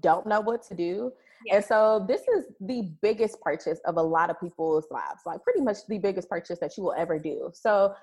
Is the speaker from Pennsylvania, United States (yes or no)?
no; Lufkin, Texas, United States; now in Dallas, United States; From Lufkin, Texas